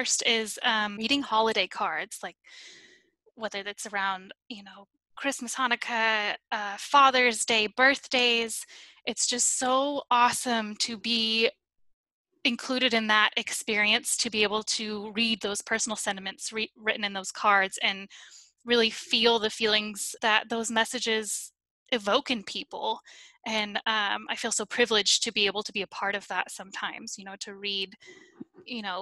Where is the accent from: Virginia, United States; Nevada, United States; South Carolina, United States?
Nevada, United States; Reno; moved away as an adult; now in North Carolina, United States; I am originally from Reno, Nevada, but I currently live in North Carolina